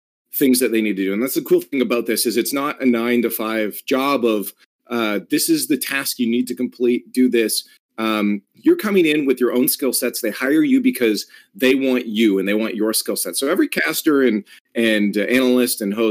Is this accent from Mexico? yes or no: no; Canada; As a Canadian